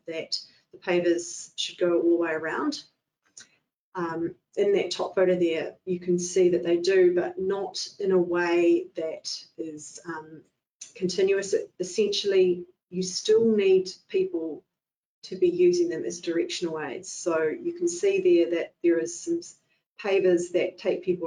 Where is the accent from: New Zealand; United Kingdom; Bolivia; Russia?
New Zealand; Nelson; I grew up in the Nelson area